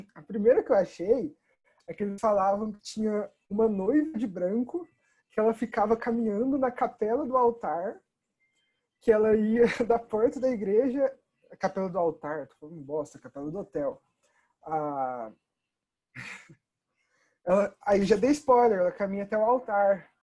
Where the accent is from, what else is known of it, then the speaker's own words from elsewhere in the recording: Bandeirantes, Paraná, Brazil; eu vivi minha vida inteira em Bandeirantes